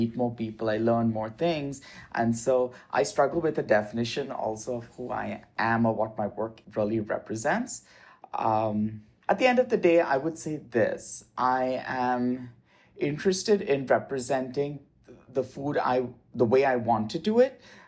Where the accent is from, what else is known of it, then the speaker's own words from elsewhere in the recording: India; And also my experiences, you know, growing up in India, I come from a mixed cultural faith family.